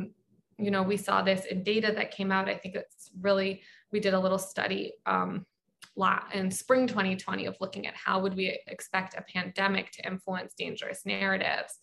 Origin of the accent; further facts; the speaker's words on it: Baltimore, Maryland, United States; I'm from Baltimore